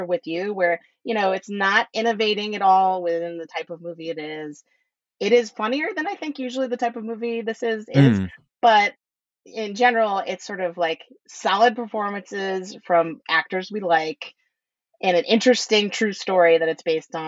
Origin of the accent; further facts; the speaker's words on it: Boston, Massachusetts, United States; I'm from the Boston area